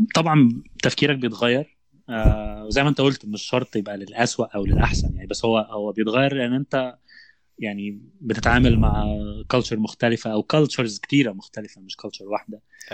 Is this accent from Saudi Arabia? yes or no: no; Egypt; moved away as an adult; now in United States; مش موجوده عندنا في مصر